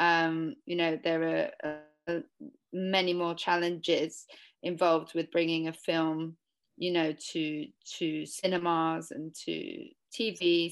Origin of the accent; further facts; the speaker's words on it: London, United Kingdom; I was born in London in the 80s